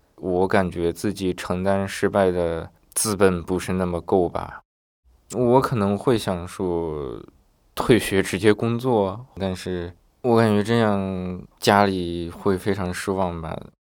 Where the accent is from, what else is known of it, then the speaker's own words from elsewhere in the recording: a poor county in Northwest China, China; moved away as an adult; also born or lived in Beijing; 我们学校来自我们现在的人就我一个